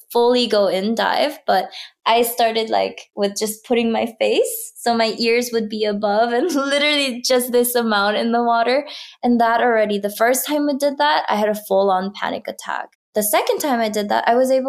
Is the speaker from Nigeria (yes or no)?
no; South Korea; I grew up in Korea in a small town